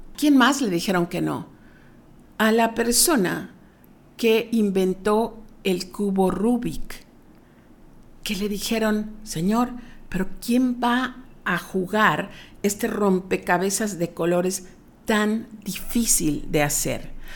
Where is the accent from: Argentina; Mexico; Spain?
Mexico; como mexicanos, no estamos educados